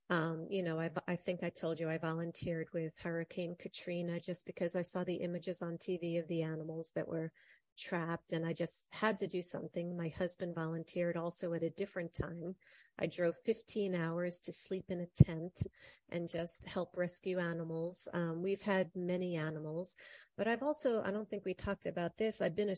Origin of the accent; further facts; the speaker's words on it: Ireland; You know, I'm Irish. I know potatoes grow in Ireland